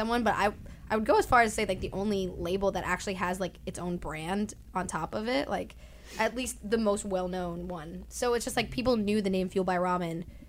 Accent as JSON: {"language": "English", "region": "New Jersey", "country": "United States", "said": "I'm from New Jersey."}